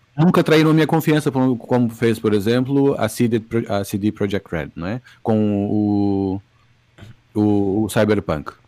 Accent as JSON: {"language": "Portuguese", "country": "Brazil", "said": "Eu sendo do Brasil"}